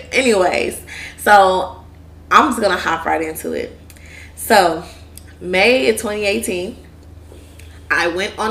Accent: Houston, Texas, United States; I'm from Houston

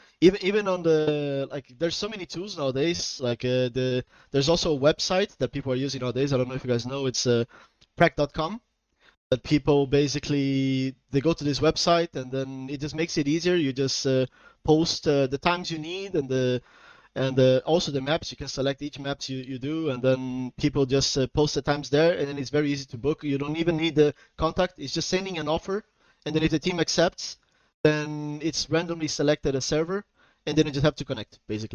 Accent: Portugal; also born or lived in Brazil; I'm from Portugal and Brazil, but I'm currently living in Portugal

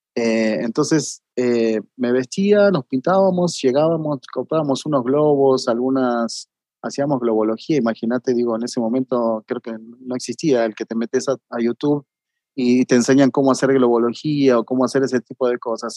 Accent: Mariano Acosta, Buenos Aires Province, Argentina; moved away as an adult; also born or lived in Marcos Paz / Mexico / Brazil; no vivía en Marcos Paz, sino que era una, ciudad que quedaba pegada a Mariano Acosta, que, fue donde yo me crié

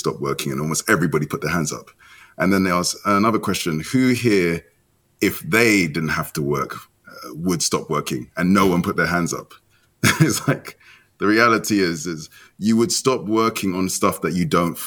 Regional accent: London, United Kingdom; also born or lived in Nigeria; I was born in London. So my mother waited till she landed in Heathrow Airport

